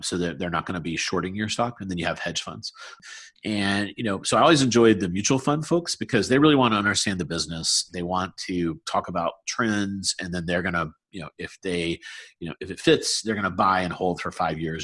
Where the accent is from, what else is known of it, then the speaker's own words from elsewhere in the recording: South Carolina, United States; moved away as an adult; now in Research Triangle, United States; I'm from South Carolina, so I love the Southeast.